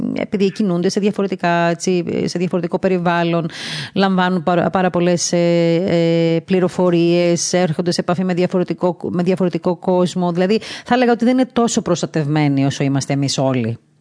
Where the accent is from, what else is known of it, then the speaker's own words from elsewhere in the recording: Crete, Greece; γεννήθηκα και στην Κρήτη, ε, έμαθα να ζω μέσα στην παράδοση